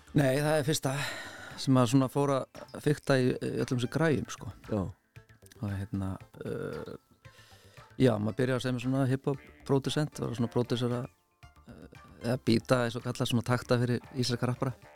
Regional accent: Reykjavík, Capital Region, Iceland; er uppalinn í Reykjavík í 101 og er þar enn

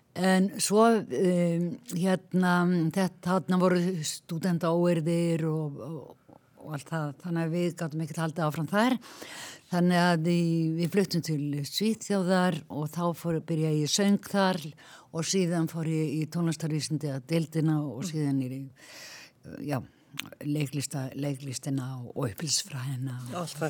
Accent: Ísafjörður, Westfjords, Iceland; moved away; also born or lived in Reykjavík; ég er frá Ísafjörði

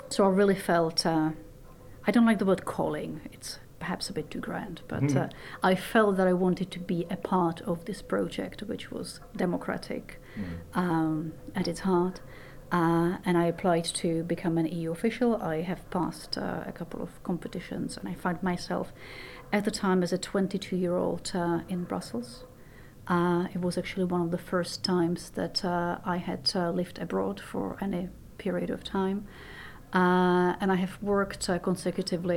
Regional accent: Prague, Czechia; now in Iceland; I was born in Prague, in Czechoslovakia at the time.

